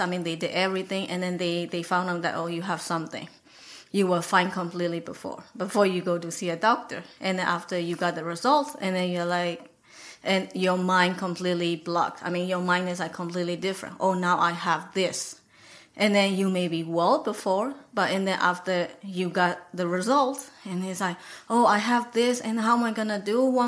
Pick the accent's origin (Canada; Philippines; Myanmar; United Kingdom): Myanmar; moved away as an adult; now in United States; I'm from Burma